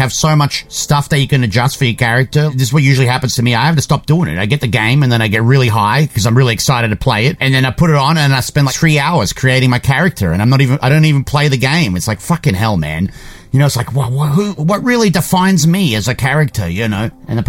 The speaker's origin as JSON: {"language": "English", "region": "England", "country": "United Kingdom", "said": "I'm sorry, mate. Your music's great. I just can't pronounce it. I'm an English..."}